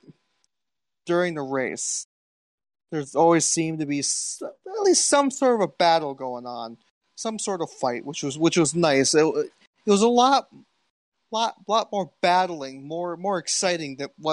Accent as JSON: {"language": "English", "country": "United States", "said": "I'm American."}